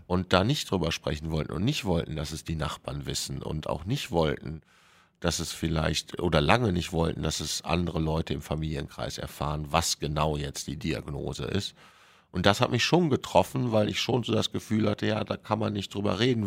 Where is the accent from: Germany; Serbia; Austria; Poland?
Germany; bei uns in Deutschland